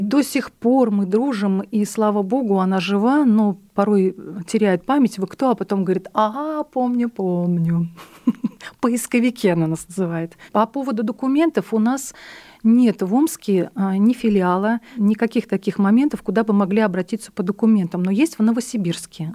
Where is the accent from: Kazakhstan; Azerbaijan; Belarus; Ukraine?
Belarus; now in Omsk, Russia; мы белорусы, у нас нет своих костюмов